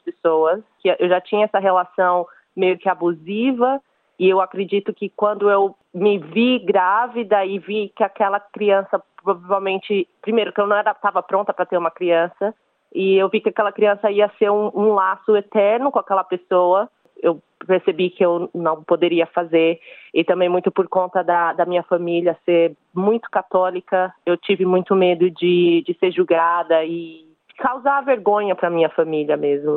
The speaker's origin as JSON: {"language": "Portuguese", "region": "São Paulo", "country": "Brazil", "moved": "as an adult", "lives_now": "Cairns, Australia", "said": "eu sou de São Paulo, no Brasil, e atualmente eu tô morando em Cairns, na Austrália"}